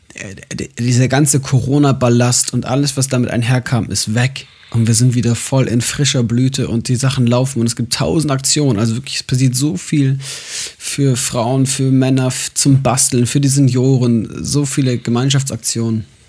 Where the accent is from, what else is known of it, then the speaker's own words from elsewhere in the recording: Munich, Bavaria, Germany; moved away; meiner Heimatgemeinde, also bei euch in der FEG München Südost